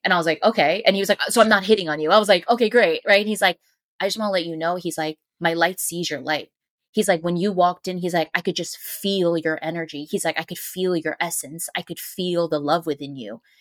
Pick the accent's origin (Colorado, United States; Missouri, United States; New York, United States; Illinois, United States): New York, United States; New York City; I'm a New Yorker